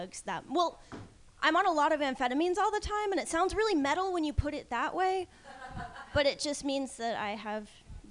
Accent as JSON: {"language": "English", "region": "New Jersey", "country": "United States", "moved": "yes", "said": "I'm not from around here. I'm from New Jersey originally"}